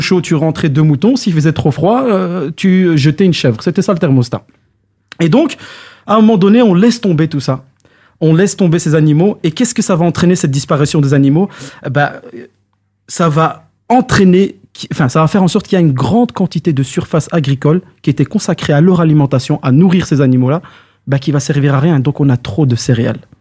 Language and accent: French; Belgium; chez nous en Belgique